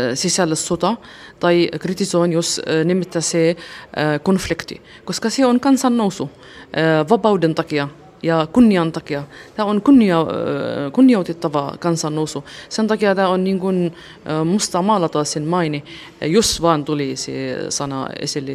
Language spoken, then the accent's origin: Finnish; Suwayda, As-Suwayda Governorate, Syria; Finnish is a second language; moved away as an adult; now in Espoo, Finland; Suvaidasta. Se on Etelä-Syyria